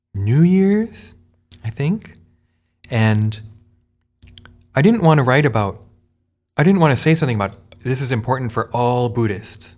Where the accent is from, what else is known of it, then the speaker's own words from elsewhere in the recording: United States; as an American